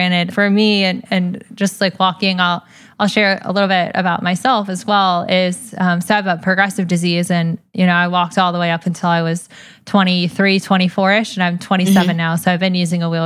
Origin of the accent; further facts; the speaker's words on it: Atlanta, Georgia, United States; I'm from Atlanta, Georgia, and huge family